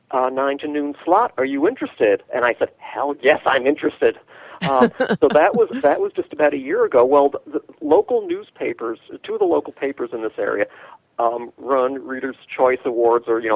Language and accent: English; New York, United States; moved away; I'm from New York